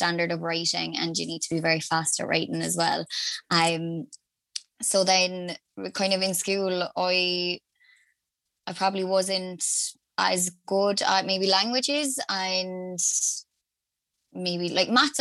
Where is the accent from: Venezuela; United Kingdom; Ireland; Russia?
Ireland; Limerick, Munster; I'm from Limerick originally